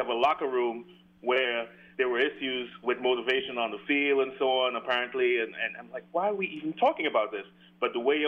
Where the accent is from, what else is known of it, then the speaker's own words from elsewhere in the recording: New York, United States; now in Denmark; Hey, Paul, I'm from New York.